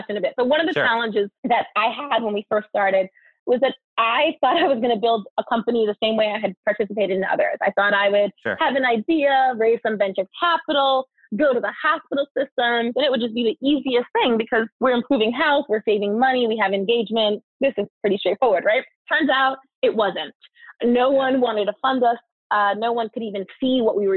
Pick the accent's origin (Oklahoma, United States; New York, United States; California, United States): New York, United States; New York City; I am a girl from the Bronx